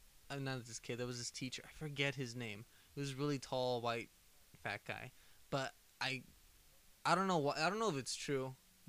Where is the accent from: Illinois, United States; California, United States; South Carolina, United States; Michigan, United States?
California, United States; Compton; We never tell them where we're from.